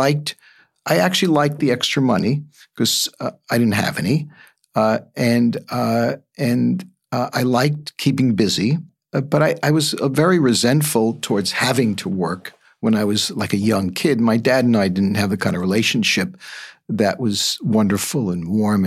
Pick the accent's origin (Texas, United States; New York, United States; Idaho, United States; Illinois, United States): New York, United States; New York City; I grew up in the Bronx